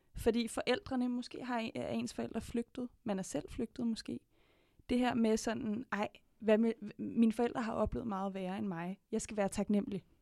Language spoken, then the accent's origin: Danish; Denmark; jeg er vokset op i Danmark